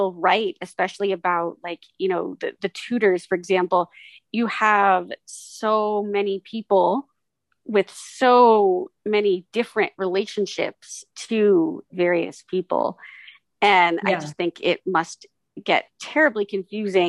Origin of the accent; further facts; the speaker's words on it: United States; born and raised here in the U.S.